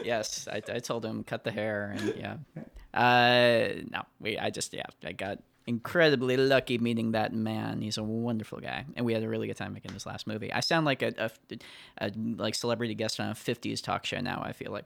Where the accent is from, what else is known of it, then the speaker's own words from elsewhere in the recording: United States; I'm American